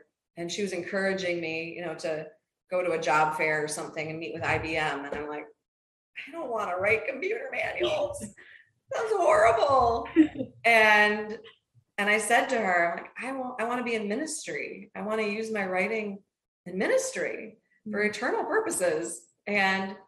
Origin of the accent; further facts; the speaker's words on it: Minnesota, United States; moved away as an adult; also born or lived in Ohio; I grew up in Minnesota